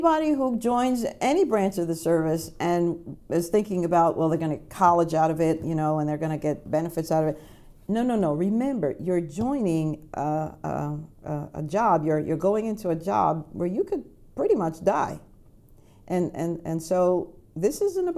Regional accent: Jamaica; now in United States; I was a Jamaican. I was a Jamaican citizen.

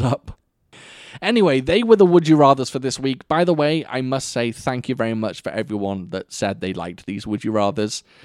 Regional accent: Wales, United Kingdom; I am obviously Welsh

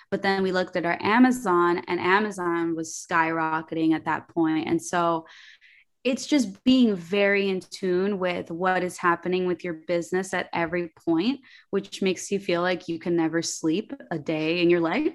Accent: New York City, New York, United States; English is a second language; I was born in Queens, in New York, um, to a Colombian mother, Dominican father, and I grew up very artistic

